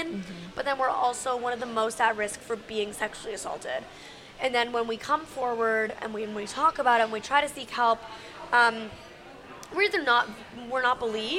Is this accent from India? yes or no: no; Canada; now in Los Angeles, United States; I'm originally from Canada, but I live in Los Angeles